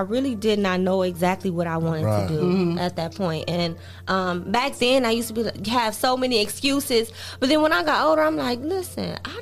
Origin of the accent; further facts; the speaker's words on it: Toledo, Ohio, United States; also born or lived in Lakewood, New Jersey; I was born in Lakewood, New Jersey. But I did come here at a young age. I probably was like 5 or 6. So I did grow up in Toledo, Ohio